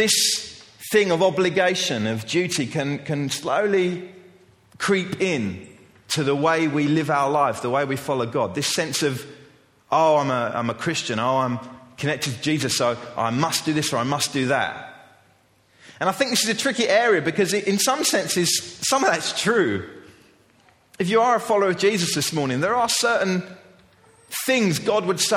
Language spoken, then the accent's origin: English; England, United Kingdom; As an English culture